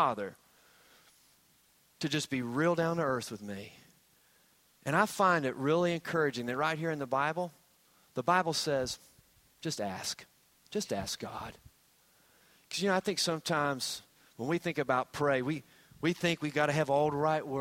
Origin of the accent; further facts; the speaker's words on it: Hampton Roads, Virginia, United States; I grew up in the Hampton Roads area